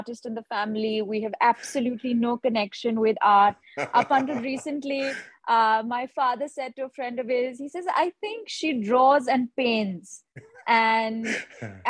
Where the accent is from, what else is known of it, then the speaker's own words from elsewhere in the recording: India; also born or lived in Dubai; now in Mumbai, India; I'm based in Mumbai. I'm an Indian artist.